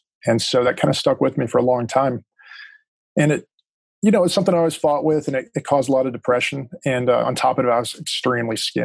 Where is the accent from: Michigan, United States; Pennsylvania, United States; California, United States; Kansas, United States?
California, United States; Los Angeles; also born or lived in Texas; I ended up moving back to Los Angeles. And that's where I'm originally from North Hollywood